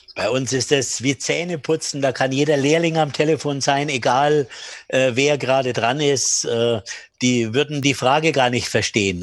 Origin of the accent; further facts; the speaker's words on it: Bamberg, Bavaria, Germany; meinen Kinderspielplatz in Bamberg, wo ich aufgewachsen bin